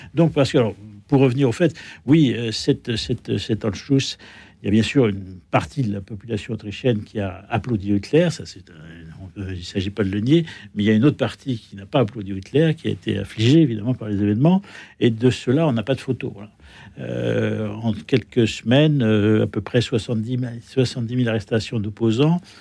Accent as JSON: {"language": "French", "country": "France", "said": "je suis français"}